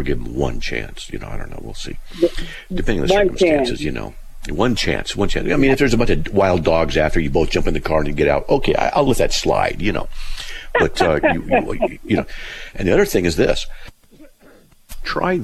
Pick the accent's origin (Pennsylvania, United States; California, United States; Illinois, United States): California, United States; Buena Park; also born or lived in Riverside; I grew up in Buena Park, you know, Riverside